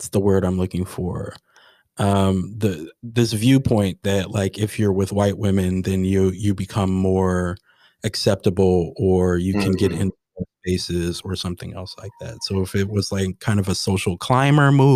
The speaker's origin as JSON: {"language": "English", "country": "United States", "said": "as an American"}